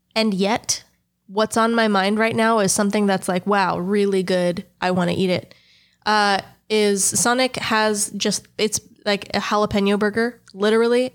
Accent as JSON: {"language": "English", "country": "United States", "lives_now": "Texas, United States", "said": "I am an American"}